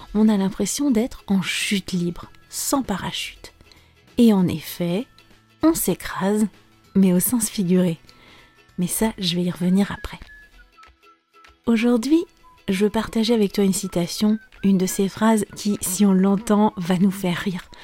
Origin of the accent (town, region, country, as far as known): France